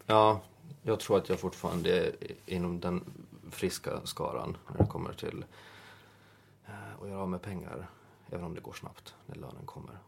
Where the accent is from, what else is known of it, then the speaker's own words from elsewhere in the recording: Åland Islands; moved away as an adult; now in Stockholm, Sweden; hemma på Åland